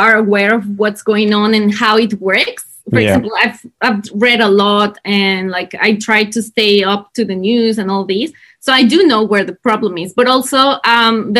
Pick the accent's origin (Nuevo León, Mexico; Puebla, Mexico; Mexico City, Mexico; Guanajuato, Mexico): Mexico City, Mexico; accent: Mexican; first language Spanish; English is a second language; moved away as an adult; now in Australia; I'm from Mexico City